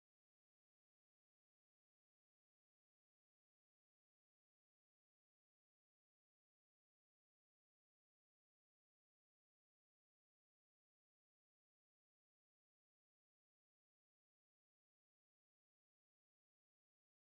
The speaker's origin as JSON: {"language": "English", "country": "Nigeria", "also_born_or_lived": "United Kingdom", "moved": "as an adult", "said": "we came from the Nigerian, in our local church"}